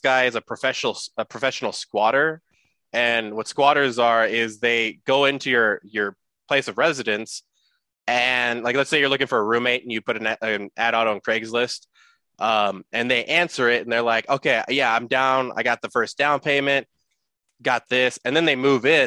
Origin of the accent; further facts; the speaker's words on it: San Jose, California, United States; we are both from San Jose